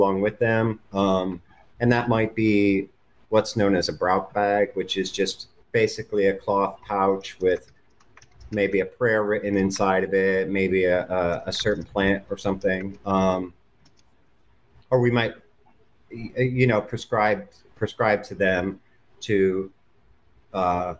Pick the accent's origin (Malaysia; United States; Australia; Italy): United States; Pennsylvania German culture; it was from the culture that I came from. I had heard of powwow growing up, but never really thought much of it. There were a couple local powwowers where I lived